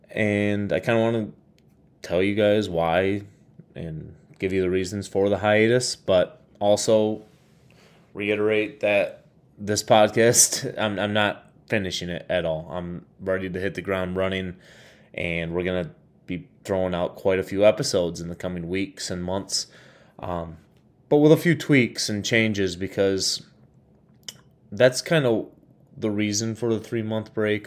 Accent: Michigan, United States; my home state of Michigan

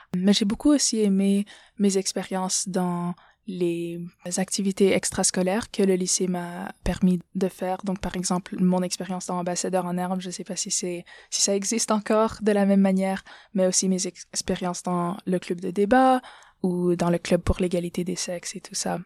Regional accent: Ottawa, Ontario, Canada; moved away as an adult; also born or lived in Moldova / Burkina Faso; now in United States; Je suis née aux États-Unis. Ma mère est de Moldavie, mon père est du Burkina Faso. Donc, je suis au Canada depuis mon C P environ

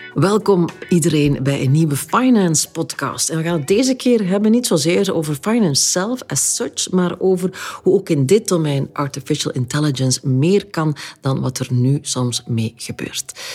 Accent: Flanders, Belgium

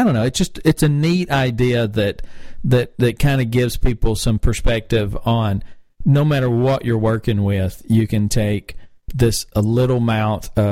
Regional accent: North Carolina, United States; now in Atlanta, United States; I love Winston-Salem because that's my home state

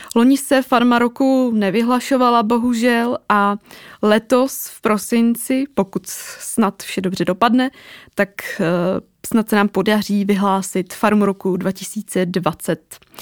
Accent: Teplice, Ústí nad Labem Region, Czechia; also born or lived in Prague; Já pocházím ze severu, konkrétně z Teplic

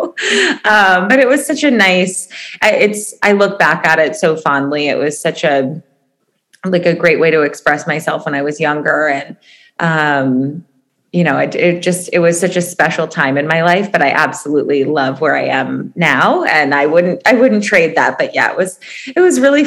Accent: Chicago, Illinois, United States; moved away as an adult; now in Los Angeles, United States; I'm originally from Chicago, lived in LA for 9 years

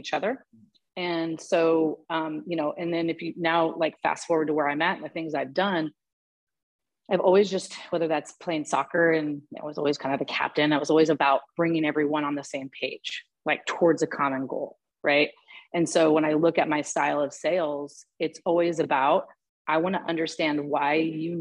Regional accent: Portland, Oregon, United States; moved away as an adult; also born or lived in New York City; I just born and raised in Portland

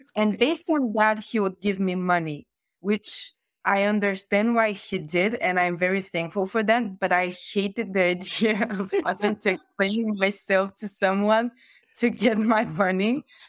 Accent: Varna, Varna Province, Bulgaria; I grew up in Varna, which is said to be the sea capital of Bulgaria

